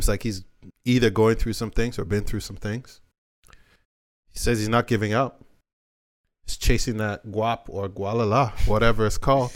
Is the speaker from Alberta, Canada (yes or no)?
no; Toronto, Ontario, Canada; I was born in Rexdale.